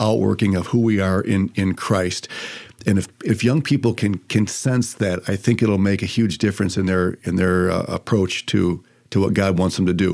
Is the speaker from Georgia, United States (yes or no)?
no; Toledo, Ohio, United States; I was born in Toledo, Ohio